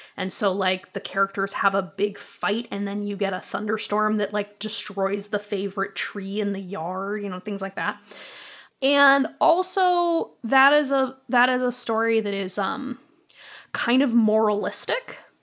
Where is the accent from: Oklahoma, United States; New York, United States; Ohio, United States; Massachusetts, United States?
Massachusetts, United States; Boston; now in Chicago, United States; I grew up in Boston